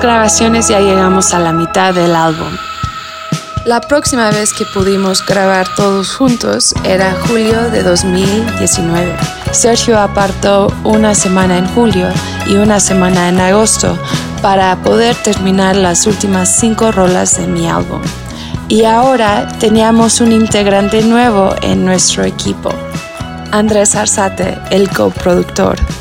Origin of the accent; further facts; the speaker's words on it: California, United States; first language Spanish; moved away as an adult; also born or lived in Mexico City, Mexico; now in Mexico; yo nací y crecí en California